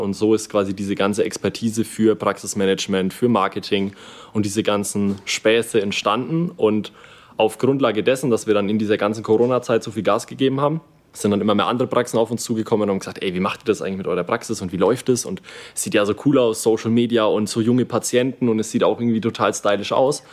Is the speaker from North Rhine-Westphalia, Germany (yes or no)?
no; Kulmbach, Bavaria, Germany; wir sind aus Kulmbach